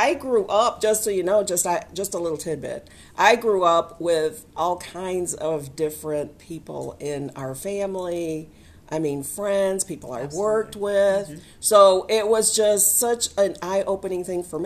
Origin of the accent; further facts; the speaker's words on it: Michigan, United States; now in Alabama, United States; I'm originally from Michigan